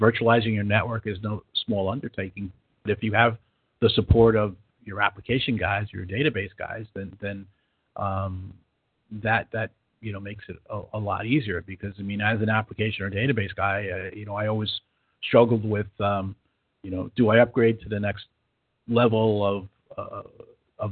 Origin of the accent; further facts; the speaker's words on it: New York, United States; moved away as an adult; also born or lived in California; now in Sacramento, United States; my accent tells you differently, but I'm originally from New York, but been out in California for 35 years